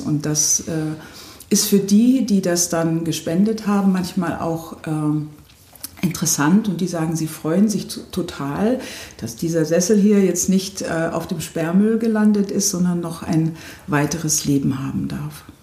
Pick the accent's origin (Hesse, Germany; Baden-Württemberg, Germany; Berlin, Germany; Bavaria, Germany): Bavaria, Germany; Memmingen; moved away as an adult; also born or lived in United States / Potsdam; now in Doberlug-Kirchhain, Germany; ich bin äh, in Memmingen im Allgäu geboren